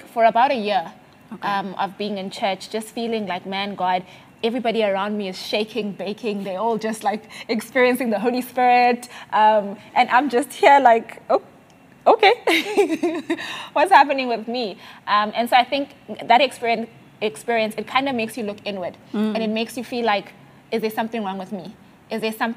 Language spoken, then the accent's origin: English; Mthatha, Eastern Cape, South Africa; moved away as an adult; also born or lived in Grahamstown, South Africa / South Korea; I grew up in Mtata, right? Small town